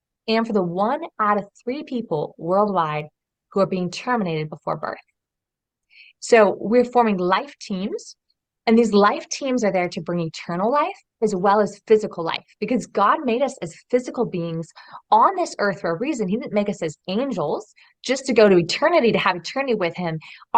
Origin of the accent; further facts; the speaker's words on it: just outside of Portland, Oregon, United States; moved away as an adult; also born or lived in Europe; I grew up in Oregon, so just outside of Portland, Oregon